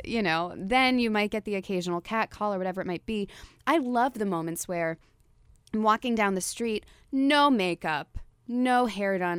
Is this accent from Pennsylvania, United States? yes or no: no; New Jersey, United States; moved away as an adult; now in New York, United States; I'm from Jersey.